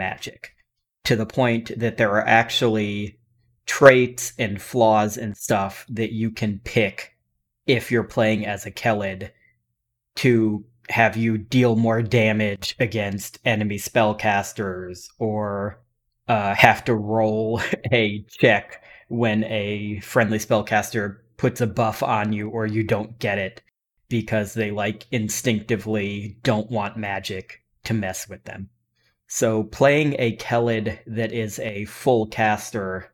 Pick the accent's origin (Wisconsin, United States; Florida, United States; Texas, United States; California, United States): Florida, United States; Central; I am from Central Florida